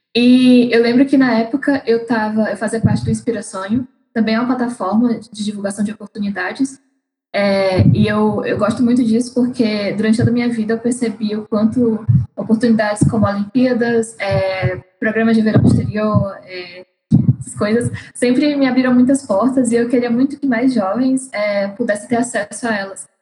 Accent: Fortaleza, Ceará, Brazil; moved away as an adult; also born or lived in São Paulo; sou de Fortaleza, né? Ah, nasci, cresci aqui e é, acabei mudando para São Paulo justamente para fazer faculdade

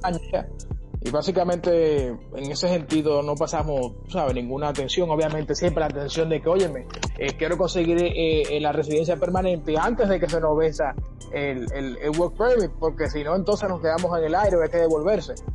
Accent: Santiago de los Caballeros, Santiago, Dominican Republic; moved away as an adult; now in Toronto, Canada; soy de Santiago Los Caballeros, República Dominicana

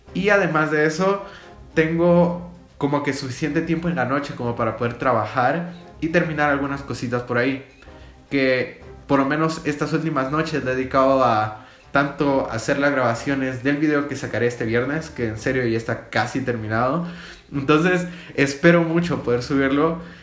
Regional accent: Guatemala; yo soy de Guatemala

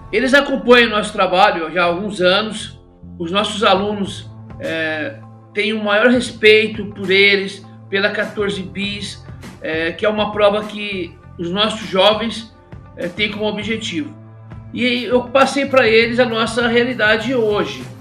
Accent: São Paulo, Brazil; Eu sou morador, eu nasci e vivi aqui no Capão Redondo, é, sempre fui um amante dos esportes

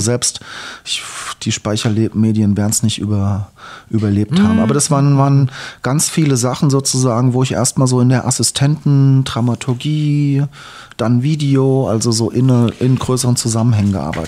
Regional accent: East Hesse, Germany; also born or lived in Darmstadt; geboren bin ich in Darmstadt. Mhm in Heine sozusagen. Dann bin ich in Osthessen aufgewachsen. In der Nähe zu, zwischen Fulda, Schlüchtern, mein Kinzigkreis

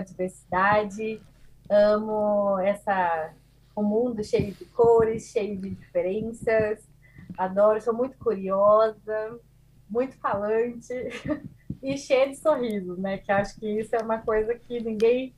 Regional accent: southern Brazil, Brazil; also born or lived in Portugal; sou brasileira, psicóloga, é, do sul do Brasil

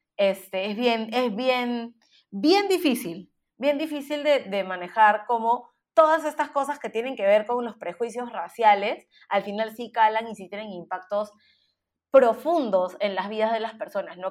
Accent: Peru; now in United States; como peruanos

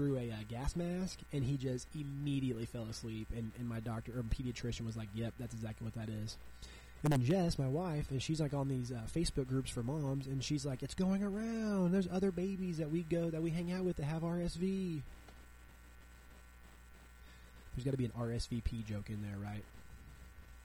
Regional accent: Southwest Missouri, United States; moved away as an adult; now in Chicago, United States; I'm from Southwest Missouri

